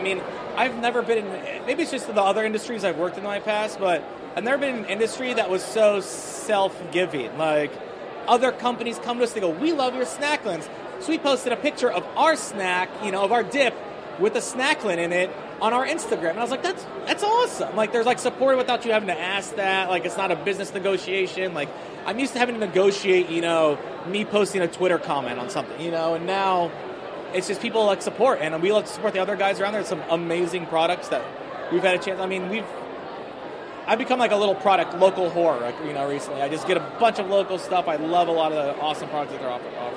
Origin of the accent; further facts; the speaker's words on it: Iowa, United States; now in Washington, DC, United States; I'm a Muslim from Iowa